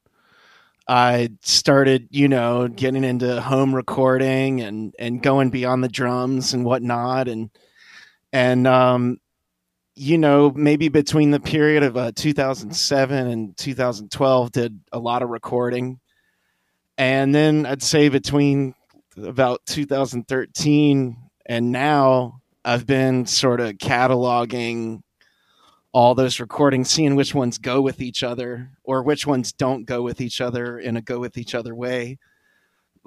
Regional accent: Baton Rouge, Louisiana, United States; I'm from Baton Rouge

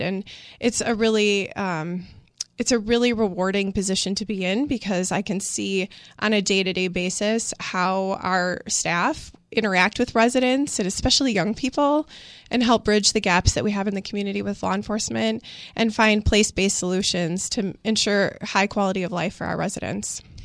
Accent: Milwaukee, Wisconsin, United States; moved away as an adult; I grew up in the Sherman Park neighborhood

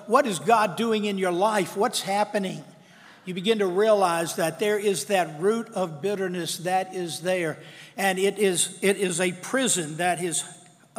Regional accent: Madison Heights, United States; I was raised over in Reichard Road

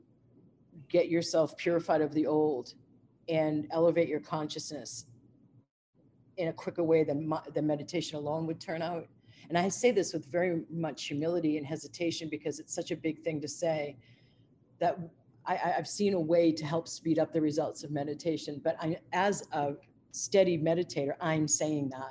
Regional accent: United States; also born or lived in Asia; as an American

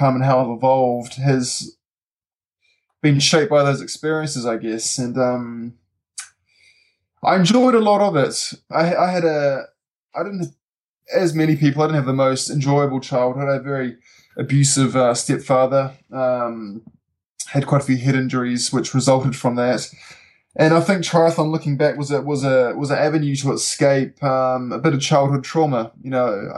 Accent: Auckland, New Zealand; moved away as an adult; now in Wanaka, New Zealand; I moved here 5 years ago from Auckland, which is where my younger years, so where I grew up, so the rest of my family is based

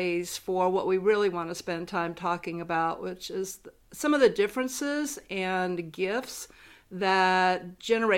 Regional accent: Columbia, South Carolina, United States; also born or lived in Chicago; I'm from Columbia, South Carolina

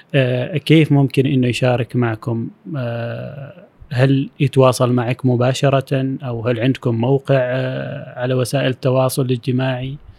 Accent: Oman; العمانيين كعمانيين نحن في عمان

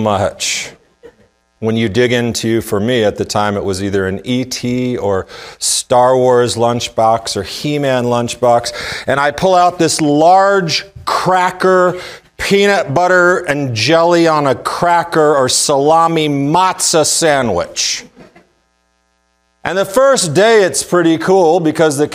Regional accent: the South, United States; being a Jewish kid, especially growing up in the South

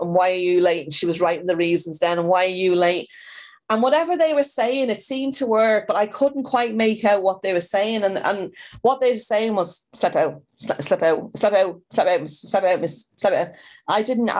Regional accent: Dublin, Leinster, Ireland; moved away as an adult; also born or lived in Southampton, England / Hampshire, England; now in Liverpool, United Kingdom; we were growing up in Kilmarnock in the north side of Dublin

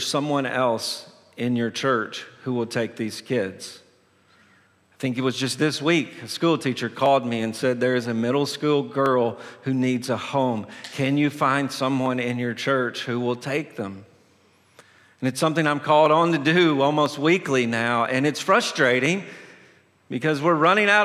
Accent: Tennessee, United States; moved away; I'm originally from Tennessee

